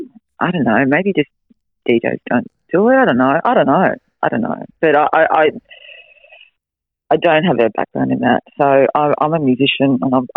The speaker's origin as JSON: {"language": "English", "town": "Melbourne", "region": "Victoria", "country": "Australia", "tie": "born or raised there", "moved": "yes", "lives_now": "Noosa, Australia", "said": "I grew up in Melbourne"}